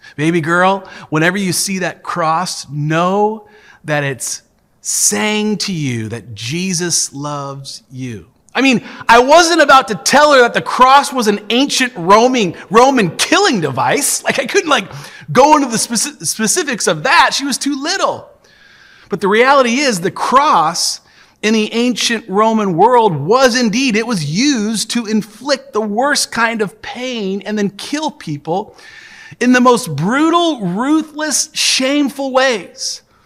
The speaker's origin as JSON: {"language": "English", "town": "Tacoma", "region": "Washington", "country": "United States", "tie": "born or raised there", "said": "the church that I grew up in here in Tacoma"}